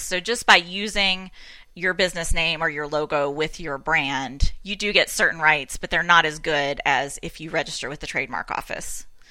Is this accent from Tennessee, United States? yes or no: yes; Tennessee, United States; I'm from Tennessee